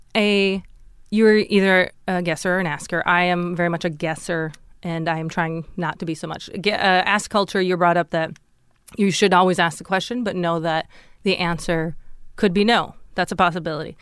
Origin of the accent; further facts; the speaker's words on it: Fargo, North Dakota, United States; moved away; I grew up in Fargo, which is right on the border of Minnesota